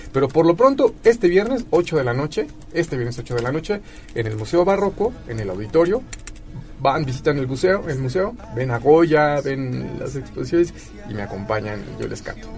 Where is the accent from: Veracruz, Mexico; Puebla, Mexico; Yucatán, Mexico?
Puebla, Mexico; como poblanos